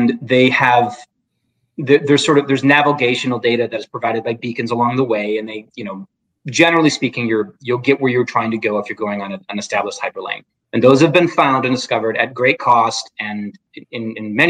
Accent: Midwest, United States; I grew up in the Midwest

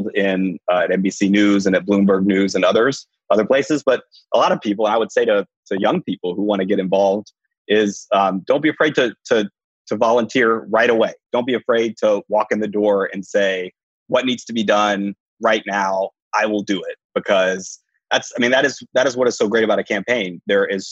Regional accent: Nashville, Tennessee, United States; also born or lived in New York / Washington; now in Philadelphia, United States; I am from Nashville, Tennessee. Currently, sort of living in Philadelphia.

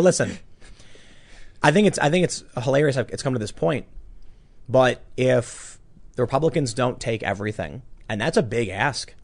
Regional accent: Chicago, Illinois, United States; I can rise up from the, the gutter of Chicago

